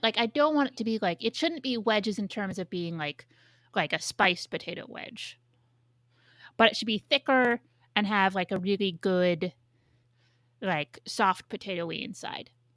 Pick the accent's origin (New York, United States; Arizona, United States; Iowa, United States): New York, United States; my hometown